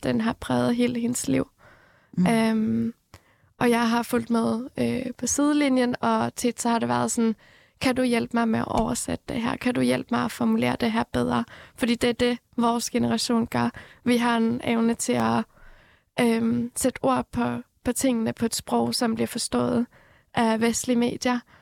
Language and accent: Danish; Norway; born or raised there; also born or lived in Iran